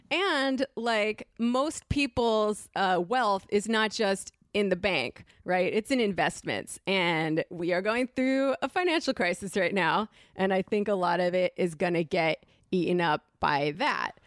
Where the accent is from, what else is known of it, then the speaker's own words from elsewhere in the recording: Connecticut, United States; moved away; I grew up in Connecticut, which is a bad place